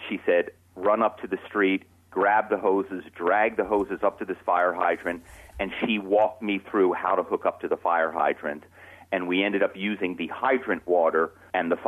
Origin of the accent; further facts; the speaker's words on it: Philadelphia, Pennsylvania, United States; moved away as an adult; now in Malibu, United States; my hometown is Philadelphia. I'm not from Southern California